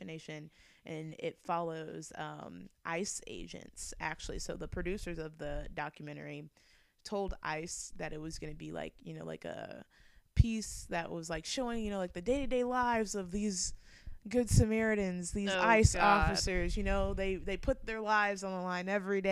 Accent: Bloomington, Illinois, United States; moved away; also born or lived in Columbia, Missouri; I always felt kind of isolated growing up in Bloomington Normal, because I was like one of two Black kids that went to my elementary school

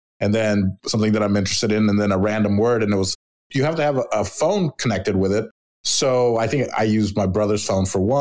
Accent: Chicago, Illinois, United States; I'm Latino, but I was born here. I like to say I'm a Chicano from Chicago

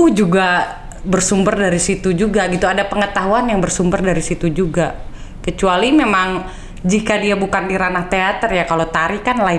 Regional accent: North Sumatra, Indonesia; latar belakang budaya orang Indonesia itu kan beda-beda. Aku Batak

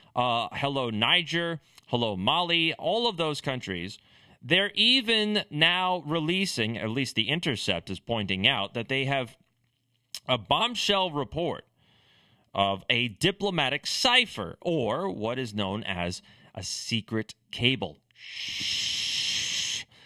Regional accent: United States; as an American

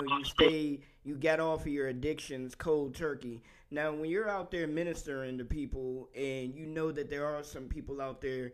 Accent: Temple Hills, Maryland, United States; now in Kilmarnock, United States; I'm actually from the Temple Hills area, man. I grew up in the Temple Hills area.

